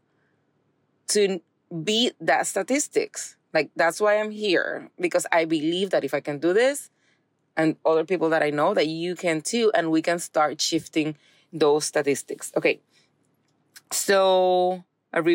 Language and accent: English; Puerto Rico; now in Texas, United States; I'm from Puerto Rico